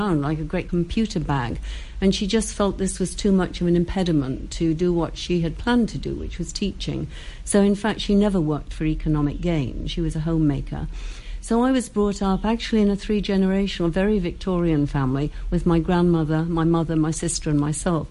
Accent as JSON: {"language": "English", "town": "Saltburn-by-the-Sea", "region": "North East England", "country": "United Kingdom", "tie": "born or raised there", "said": "I was born and brought up in Saltburn by the Sea"}